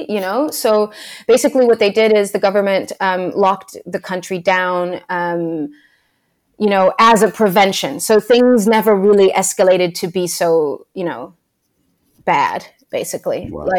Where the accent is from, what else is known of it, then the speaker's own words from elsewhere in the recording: Lisbon, Portugal; born there; So I was born in Lisbon. Yeah, in Lisbon, Portugal. It's the capital of Portugal.